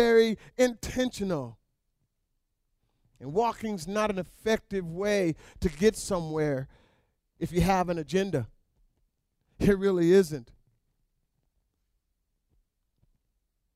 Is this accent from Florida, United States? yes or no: no; North Pole, Alaska, United States; moved away; I was raised in North Pole, Alaska